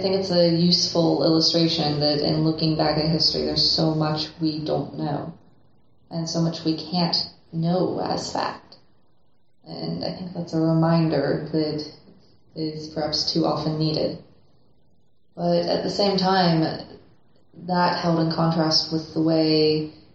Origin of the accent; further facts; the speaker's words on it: United States; as an American